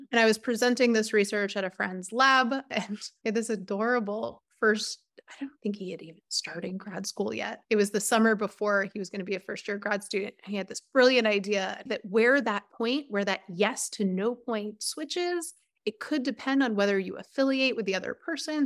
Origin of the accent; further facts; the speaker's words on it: about twenty miles north of Manhattan, New York, United States; my family is from about twenty miles north of Manhattan.